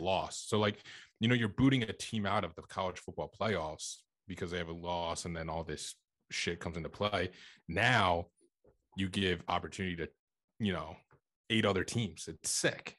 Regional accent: forty minutes outside Philadelphia, Pennsylvania, United States; moved away; also born or lived in Staten Island, New York / New York City; I grew up in Pennsylvania, um, a little bit, like, forty minutes outside Philadelphia.

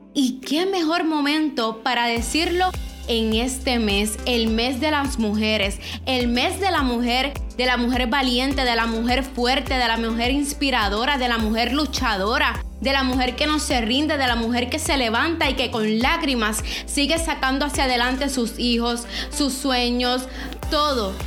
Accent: Ponce, Puerto Rico; Todos los que somos de, de Puerto Rico, especialmente del área de Ponce

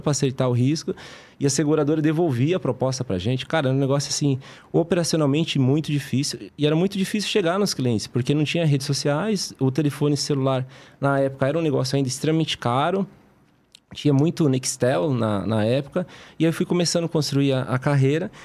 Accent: Brazil; Nós que somos brasileiros

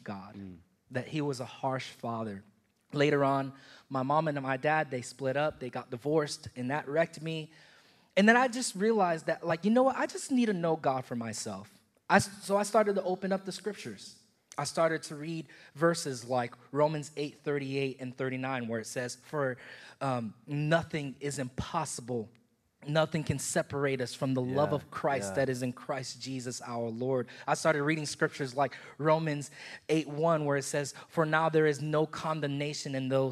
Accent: Haiti; My family is from Haiti. I'm from Haiti. And we went to a Haitian church growing up

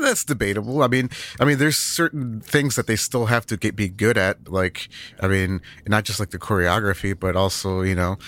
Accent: Northern United States, United States; us, us Northerners

